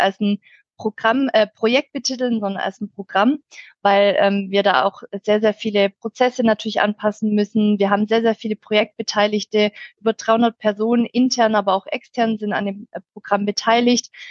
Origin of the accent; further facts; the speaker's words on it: near Stuttgart, Swabia, Baden-Württemberg, Germany; accent: Swabian; komme aus der Nähe von Stuttgart, aus dem schönen Schwabenland, wie man wahrscheinlich auch hören kann